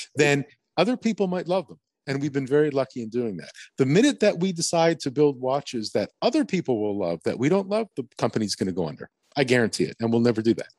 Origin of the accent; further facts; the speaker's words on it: Montreal, Quebec, Canada; moved away as an adult; also born or lived in Germany; we ended up in Montreal, my hometown